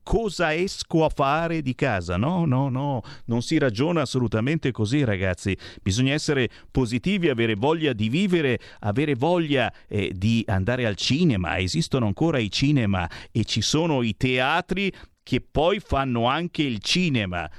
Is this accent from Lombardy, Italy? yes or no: yes; Monza, Lombardy, Italy; sono nato a Monza